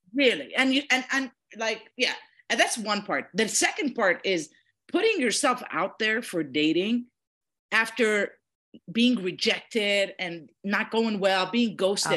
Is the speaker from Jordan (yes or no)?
yes; Jordan; I'm from Jordan.